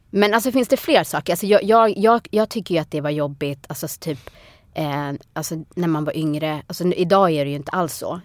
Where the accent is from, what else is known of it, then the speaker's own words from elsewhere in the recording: Sweden; also born or lived in United States; jag är född och uppvuxen i Sverige. Men att jag är från Etiopien